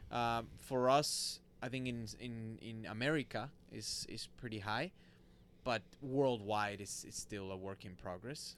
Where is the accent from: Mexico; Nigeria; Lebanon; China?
Mexico; Monterrey, Nuevo León; moved away; So I li, so I born and raised in Monterrey, Mexico